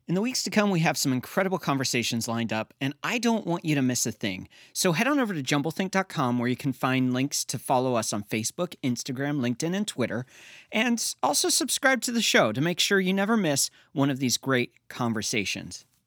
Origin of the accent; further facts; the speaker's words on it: Pennsylvania, United States; I grew up in Pennsylvania